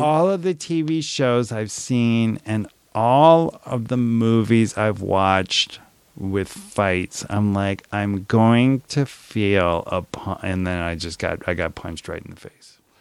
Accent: New Orleans, Louisiana, United States; I grew up in New Orleans

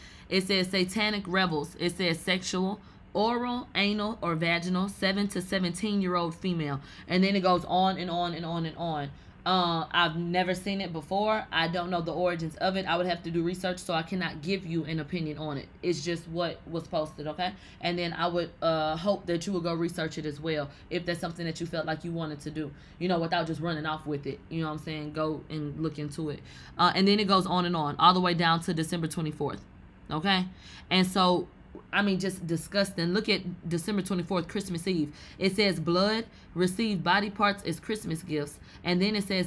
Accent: Texas, United States; I'm from Texas.

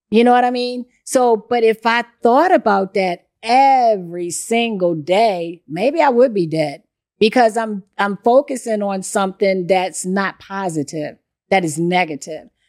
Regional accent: Baltimore, Maryland, United States; So I grew up doing this stuff. I, I grew up in Baltimore.

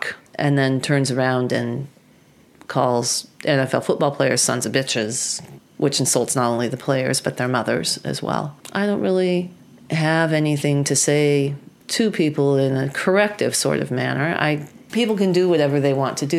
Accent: Oregon, United States; the county courthouse of my hometown

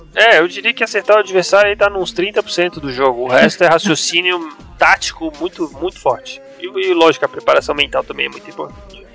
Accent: Florianópolis, Santa Catarina, Brazil; sou de Florianópolis, Santa Catarina, e eu viajei praticamente o estado inteiro

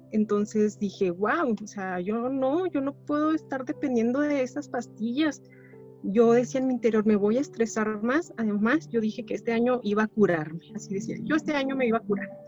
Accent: Chihuahua, Mexico; Soy de Chihuahua, Chihuahua, México.

